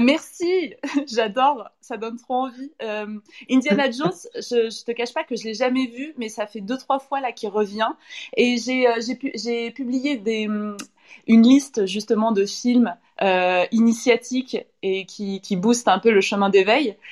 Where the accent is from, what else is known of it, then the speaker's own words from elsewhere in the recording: Saint-Étienne, Auvergne-Rhône-Alpes, France; now in Paris, France; je suis de Saint-Étienne peut-être à la base, donc euh, j'ai des mots comme ça